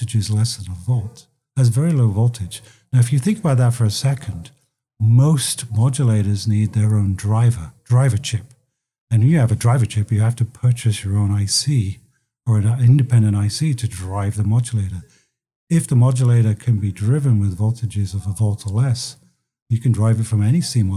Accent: London, United Kingdom; moved away as an adult; now in United States; as you can probably tell from my accent, I came from London, but I came here in 1985

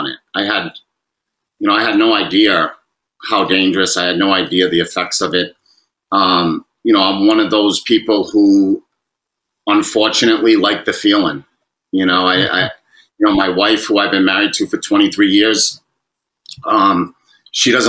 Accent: Fall River, Massachusetts, United States; as a little kid growing up in Fall River

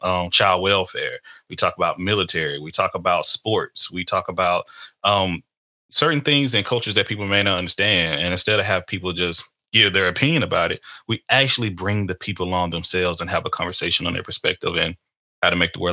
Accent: Texas, United States; I am from Texas

